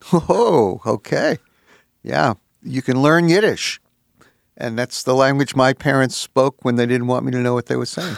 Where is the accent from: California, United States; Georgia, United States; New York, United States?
New York, United States; New York City; I was brung up in the New York City school system